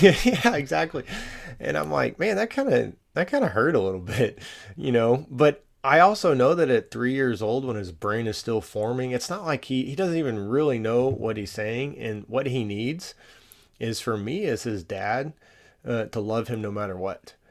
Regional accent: Allen, Texas, United States; I grew up in Allen, Texas

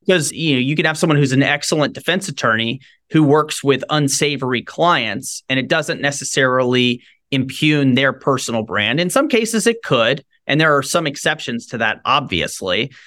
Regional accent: Shreveport, Louisiana, United States; I grew up in Shreveport, Louisiana, Northwest Louisiana

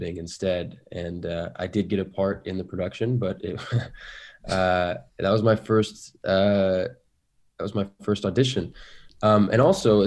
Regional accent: Seattle, Washington, United States; I grew up in Seattle

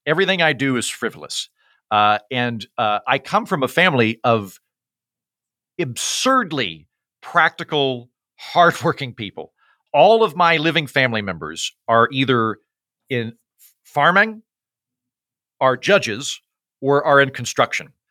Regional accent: Oklahoma, United States; moved away; I'm from Oklahoma, which is the holster of the Bible Belt

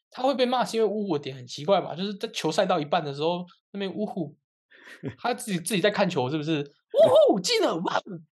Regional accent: Kaohsiung, Taiwan; 我是高雄人

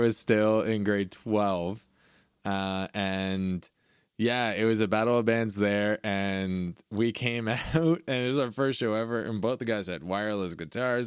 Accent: Caledon, Ontario, Canada; I grew up in Caledon

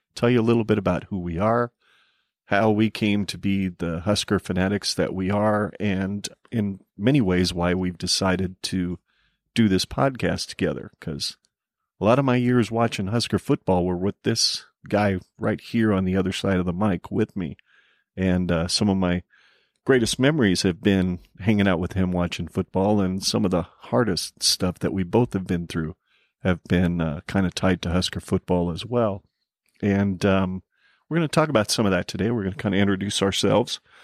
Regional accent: Arizona, United States; now in Nebraska, United States; I was born and raised myself in Arizona

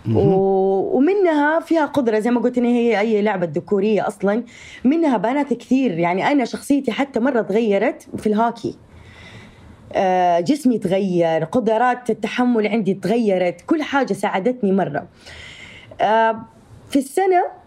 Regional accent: Saudi Arabia; accent: Saudi; also born or lived in Jeddah; أنا نشأت وتربيت و آه وعشت طول حياتي في السعودية

